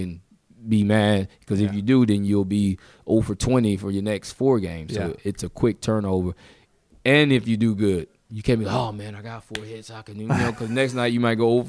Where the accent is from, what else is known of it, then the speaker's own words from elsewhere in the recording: Mobile, Alabama, United States; born there; I was born in Mobile.